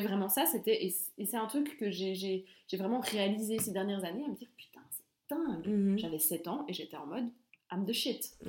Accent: Belmont-sur-Lausanne, Vaud, Switzerland; je suis de Belmont, j'étais on va pas se mentir, hein, j'étais entourée de, de, gens qui me ressemblaient

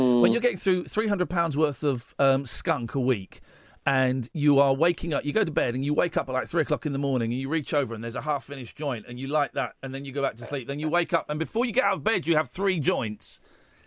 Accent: United Kingdom; We're British

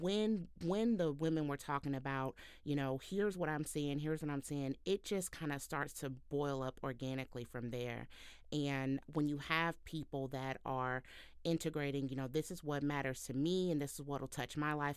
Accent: Houston, Texas, United States; now in Cincinnati, United States; I'm a Southern girl like Brianne. I'm from Houston, Texas, and, um, currently living in Cincinnati

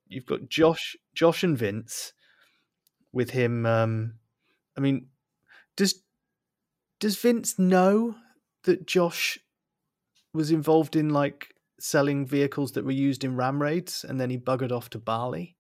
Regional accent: Bristol, South West England, United Kingdom; accent: Bristolian; moved away; my my Bristolian accent has come back in force, despite the fact that I haven't lived in, lived in Bristol for a long time

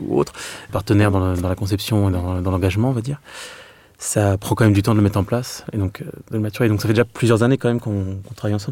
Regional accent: Meaux, Île-de-France, France; moved away; also born or lived in Clermont-Ferrand; je suis de Meaux, en Seine-et-Marne. Donc euh, pour ma part, c'est vrai que ma vie natale, en fait, c'est une ville où il y avait des grands ensembles

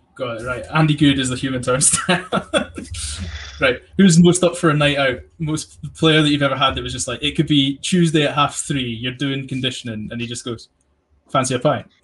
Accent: England, United Kingdom; now in Scotland, United Kingdom; I'm adopted Scottish, like I'm English masquerading as Scottish, but I live Scottish, so I say I'm Scottish

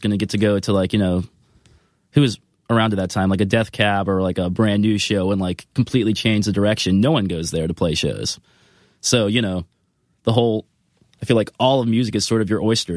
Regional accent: Florida, United States; moved away as an adult; now in Los Angeles, United States; growing up in Florida

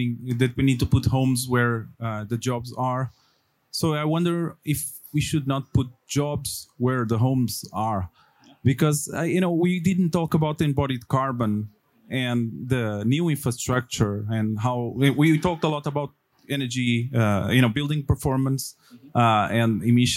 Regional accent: Lisbon, Portugal; I come from Lisbon, Portugal

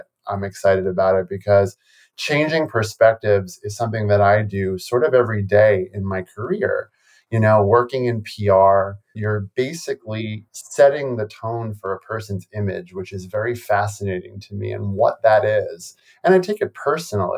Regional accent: New York City, New York, United States; I grew up in New York City. I grew up in the Bronx, New York, in an Italian Catholic neighborhood.

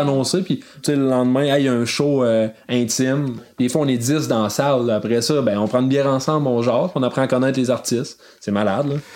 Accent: Amqui, Quebec, Canada; also born or lived in Montreal; now in Mont-Louis, Canada; je suis natif d'Amqui dans la Matapédia

